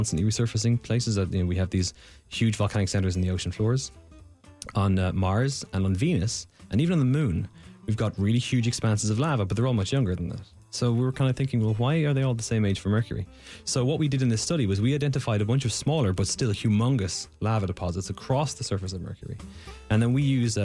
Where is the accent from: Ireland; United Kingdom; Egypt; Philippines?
Ireland; now in United States; I'm Irish, and in Ireland, we don't do geology in secondary school.